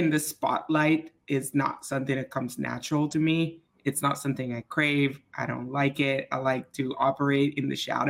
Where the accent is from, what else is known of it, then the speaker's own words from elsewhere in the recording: Switzerland; moved away as an adult; also born or lived in Dallas, Texas; now in United States; I grew up in Switzerland, and I did high school in Switzerland. And then I came to the U.S. when I was about 20 on a swimming scholarship